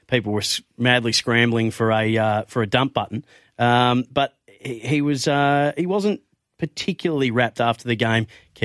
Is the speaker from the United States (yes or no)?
no; England, United Kingdom; No, just I'm English, a bit of Irish. I think that's about it. My dad did the Ancestry.com thing.